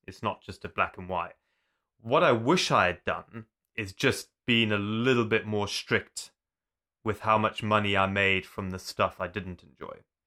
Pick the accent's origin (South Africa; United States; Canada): South Africa; Zululand, KwaZulu-Natal; also born or lived in Zimbabwe; now in United Kingdom; I was born in Zimbabwe, but we moved to South Africa when I was young. And I grew up in an area called Zululand.